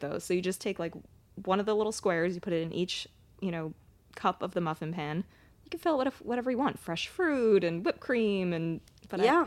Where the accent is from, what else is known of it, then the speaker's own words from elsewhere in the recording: East Coast, United States; I'm from the East Coast.